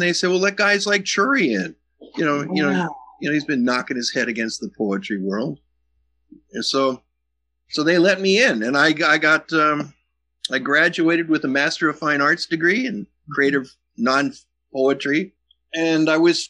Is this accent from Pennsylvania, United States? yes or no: yes; Wilkes-Barre, Pennsylvania, United States; moved away as an adult; also born or lived in Missoula, Montana; growing up in Wilkes-Barre.